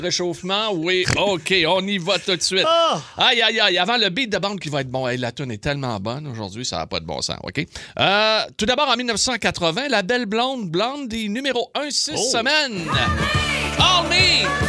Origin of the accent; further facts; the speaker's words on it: Quebec City, Quebec, Canada; je venais de Québec, j'étais un jeune, j'avais 21 ans